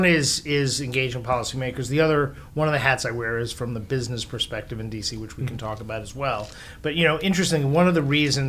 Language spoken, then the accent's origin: English; Great Neck, New York, United States; moved away as an adult; also born or lived in Bronx, New York / Washington, D.C.; So I grew up in New York, born in the Bronx. Grew up mostly out on Long Island in a town called Great Neck.